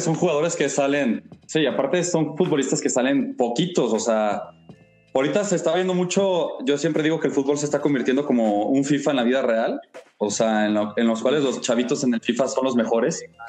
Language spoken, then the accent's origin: Spanish; Mexico; nos une a todos como mexicanos